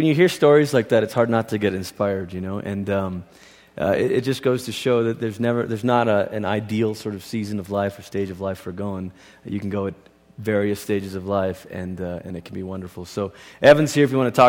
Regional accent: Malaysia; I grew up in Malaysia, and Christianity is not the dominant religion in Malaysia.

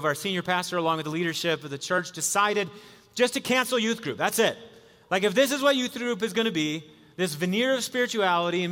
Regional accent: Wisconsin, United States; I was a kid growing up in Wisconsin

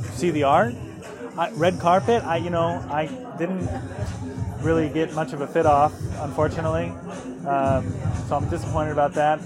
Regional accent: East Lansing, Michigan, United States; I grew up in East Lansing

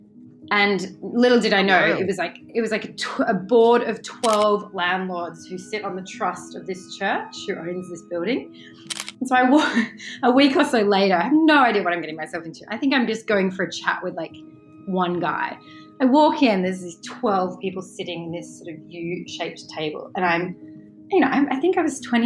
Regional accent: Western District of Victoria, Australia; moved away as an adult; now in London, United Kingdom; So I grew up in Australia in a very lovely place in the Western District of Victoria. I grew up on a big sort of lovely farm

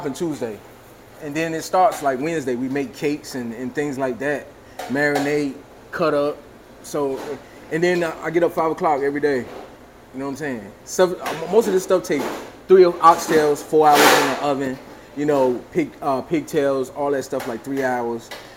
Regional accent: Greenville, United States; Greenville, my home

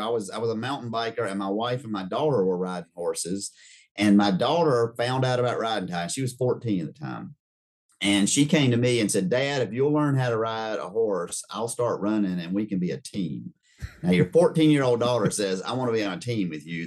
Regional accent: Rock Hill, South Carolina, United States; also born or lived in Charleston, South Carolina; I was born in 67 in Charleston, South Carolina, but moved in 69 to Rock Hill, South Carolina

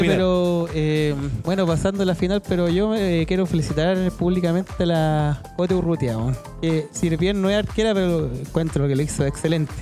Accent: Chile; nosotros como chilenos

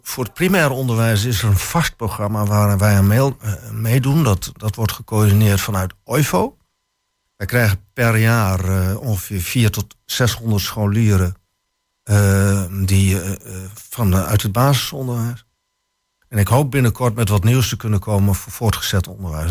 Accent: Harlingen, Friesland, Netherlands; now in Twente, Netherlands; ik kom uit Harlingen

